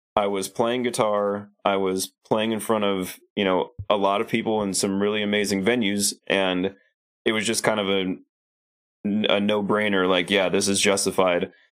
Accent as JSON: {"language": "English", "town": "Lincoln", "region": "Nebraska", "country": "United States", "tie": "born or raised there", "also_born_or_lived": "Hollywood, California", "moved": "as an adult", "said": "I moved from Lincoln, Nebraska, where I'd lived my whole life, to Hollywood, California"}